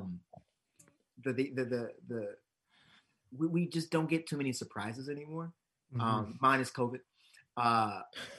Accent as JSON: {"language": "English", "town": "Hyattsville", "region": "Maryland", "country": "United States", "tie": "born or raised there", "said": "my hometown in Hyattsville"}